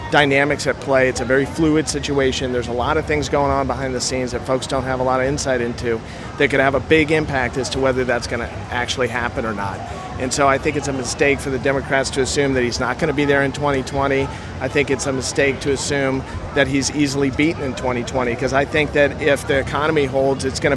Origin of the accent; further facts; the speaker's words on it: St. Louis, Missouri, United States; moved away; I grew up in St. Louis, Missouri